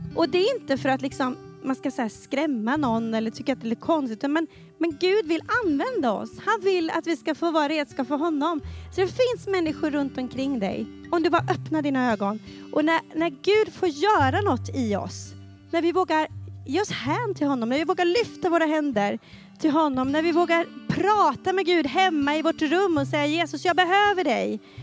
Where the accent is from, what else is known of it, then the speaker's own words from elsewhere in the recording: Falköping, Västra Götaland, Sweden; jag växte upp i Pingstkyrkan i Falköping